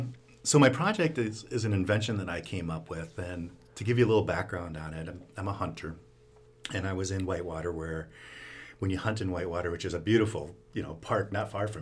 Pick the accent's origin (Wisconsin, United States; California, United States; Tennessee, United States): Wisconsin, United States; La Crosse; moved away as an adult; also born or lived in Madison, Wisconsin; now in Rochester, United States; I grew up in the La Crosse area, so I'm really not far from home.